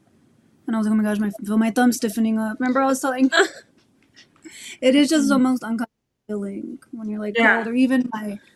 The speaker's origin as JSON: {"language": "English", "area": "Orange County", "region": "California", "country": "United States", "moved": "as an adult", "lives_now": "Inland Empire, United States", "said": "I am originally from Orange County, the best place on earth. And I moved to the Inland Empire"}